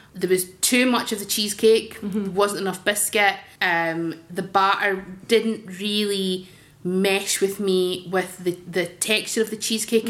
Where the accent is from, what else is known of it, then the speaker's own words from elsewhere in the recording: Dundee, Scotland, United Kingdom; when I was growing up in Dundee in the 80s